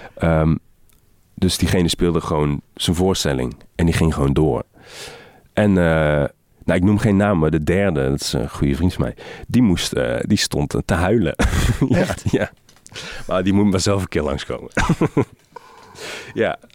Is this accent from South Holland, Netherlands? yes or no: no; Helmond, North Brabant, Netherlands; ik heb in Helmond op de middelbare school gezeten